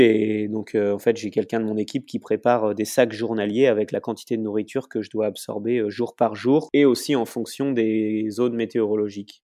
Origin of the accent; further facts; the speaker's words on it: La Roche-sur-Yon, Pays de la Loire, France; also born or lived in Brittany; now in Les Sables-d'Olonne, France; Je suis né à La Roche-sur-Yon, j'habite au Sable d'Olonne.